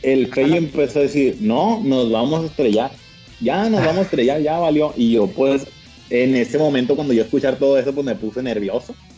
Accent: Culiacán, Sinaloa, Mexico; aquí en Culiacán, Sinaloa, ya sabes, pues de donde yo soy, donde nací

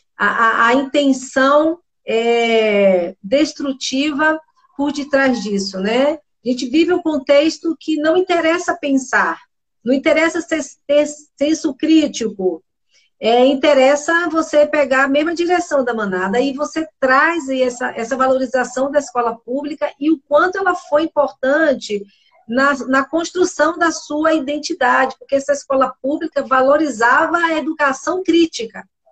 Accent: Bahia, Brazil; eu sou baiana

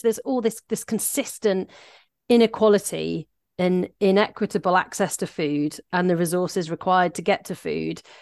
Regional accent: Shropshire, West Midlands, United Kingdom; also born or lived in South East England; now in Aberdeenshire, United Kingdom; I grew up in very rural Shropshire

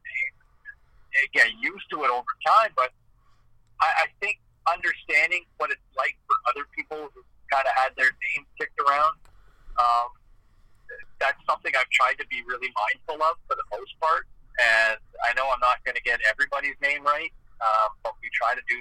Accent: Ottawa, Ontario, Canada; somebody who grew up in Eastern Ontario and where there's a lot of French in addition to English

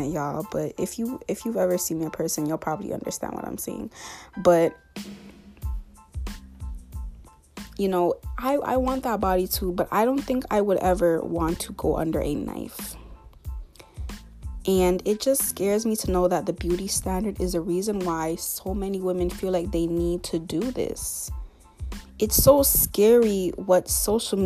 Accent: Canada; I'm from North America. In other words, Canada.

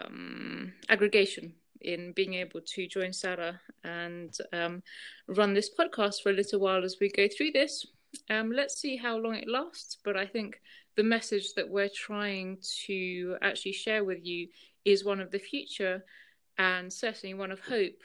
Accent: United Kingdom; moved away as an adult; also born or lived in Russia; now in Andorra; with my parents, we moved over to the UK, where I then spent a good 23 years

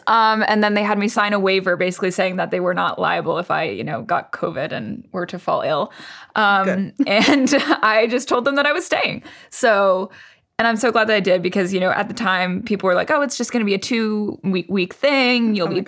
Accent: Boston, Massachusetts, United States; moved away as an adult; now in Paris, France; As someone from Boston, it was not that cold.

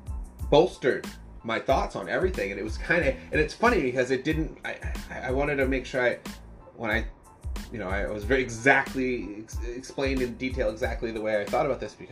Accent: Massachusetts, United States; I'm from Massachusetts

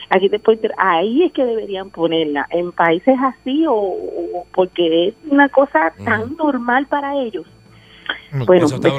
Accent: Dominican Republic; yo que soy dominicana y fui una vez de visita a Santo Domingo

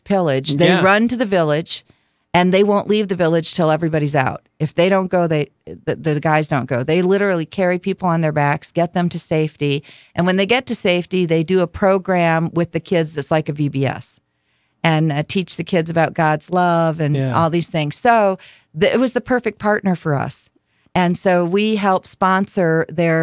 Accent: Ludington, Michigan, United States; I'm from Michigan

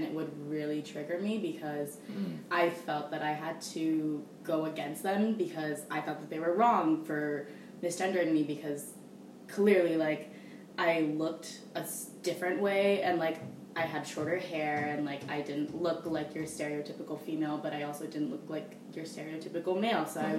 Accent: California, United States; moved away as an adult; also born or lived in Hong Kong, Hong Kong / Bangkok, Thailand; So I grew up in California, like Bay Area, moved around a lot for like 10 years, and then I moved abroad. I was in Hong Kong for 2 years and Bangkok for 5

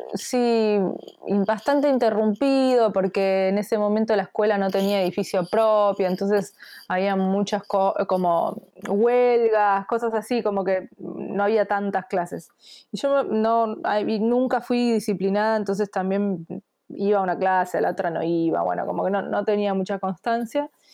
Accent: Bernal, Buenos Aires Province, Argentina; yo eh, soy de Bernal.

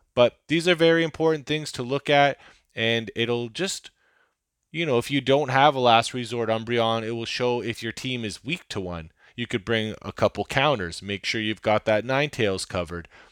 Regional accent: Canada; I'm a Canadian

